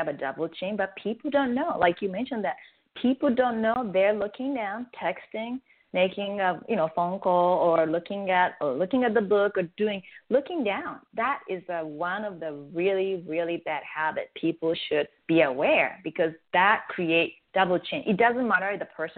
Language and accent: English; Japan; first language Japanese; English is a second language; now in United States; I'm from Japan, and I speak Japanese as my native tongue